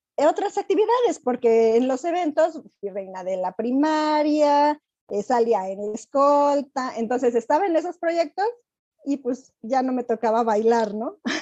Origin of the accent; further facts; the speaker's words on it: Querétaro, Mexico; also born or lived in Acámbaro, Guanajuato; soy nacida de Acámbaro, Guanajuato, pero yo llegué aquí a Querétaro cuando tenía cinco años, entonces realmente yo soy más queretana.